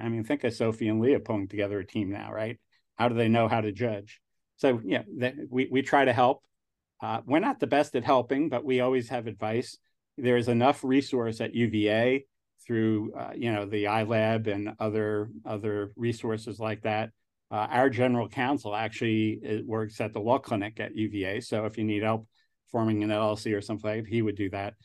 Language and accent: English; New York, United States; accent: New York; moved away; also born or lived in New Jersey; I grew up in New York